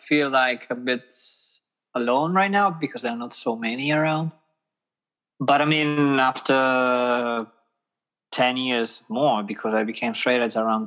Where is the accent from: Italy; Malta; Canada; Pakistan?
Italy; Rimini, Emilia-Romagna; English is a second language; moved away as an adult; now in Hamburg, Germany; I'm from Rimini, from Emilia Romagna.